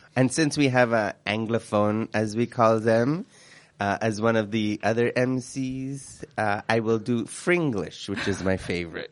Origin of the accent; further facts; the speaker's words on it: Vancouver, British Columbia, Canada; also born or lived in Quebec; we came, we came to B C and I grew up in Vancouver